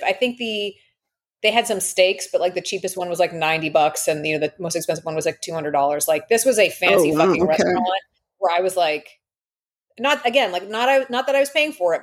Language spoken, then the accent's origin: English; Toronto, Ontario, Canada; I'm from Toronto